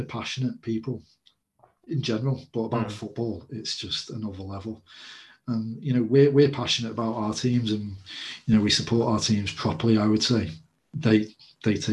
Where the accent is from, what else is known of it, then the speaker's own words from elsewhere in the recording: England, United Kingdom; I'm English and that's what I'm most used to.